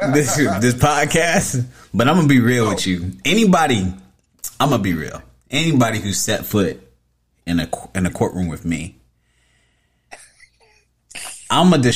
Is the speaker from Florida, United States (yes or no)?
yes; Tampa, Florida, United States; I'm from Tampa